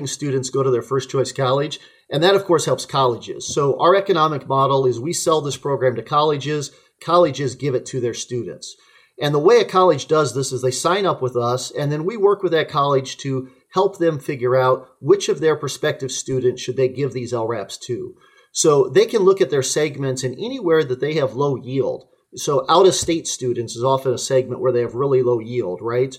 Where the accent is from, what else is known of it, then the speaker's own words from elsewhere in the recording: McPherson, Kansas, United States; moved away; I grew up in McPherson, Kansas, the home of Central Christian College